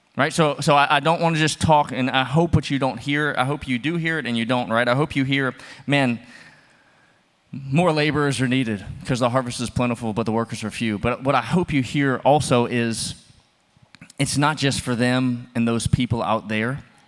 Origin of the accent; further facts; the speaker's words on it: the South, United States; moved away; I'm from the South. We love our porches.